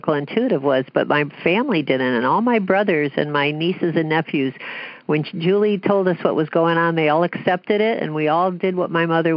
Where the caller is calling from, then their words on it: Danville, California, United States; I'm calling from Danville, California